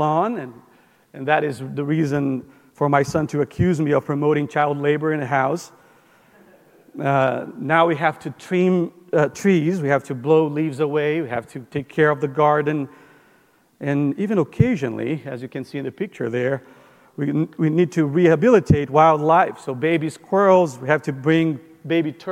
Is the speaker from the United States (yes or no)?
no; Brazil; moved away; we grew up in Brazil, my wife